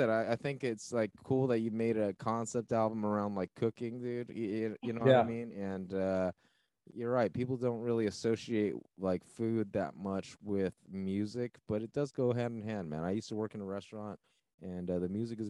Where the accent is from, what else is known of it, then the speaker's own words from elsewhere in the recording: United States; also born or lived in California; We're American, like, man.